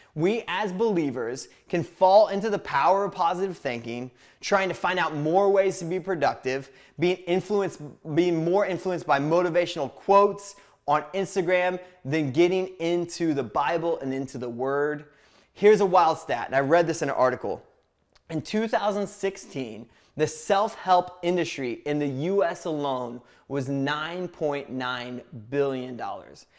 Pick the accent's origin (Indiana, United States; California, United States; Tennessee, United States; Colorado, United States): Indiana, United States; I grew up in a small town in Indiana